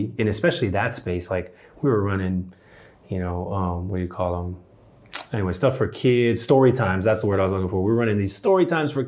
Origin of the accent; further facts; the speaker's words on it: Canada; now in Durham, United States; And so I was born in Canada. And so Canadian by birth, American by choice